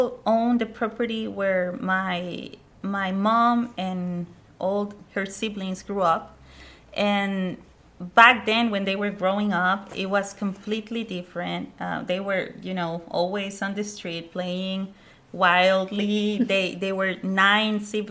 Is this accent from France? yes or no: no; Monterrey, Nuevo León, Mexico; English is a second language; moved away as an adult; also born or lived in Mexico State; now in San Marcos, United States; So I am originally from Mexico. I was born in Mexico State. And then I moved to Monterrey when I was 6 years old, and I stayed there until we came here.